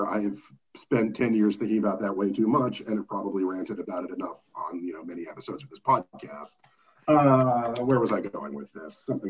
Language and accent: English; Kansas, United States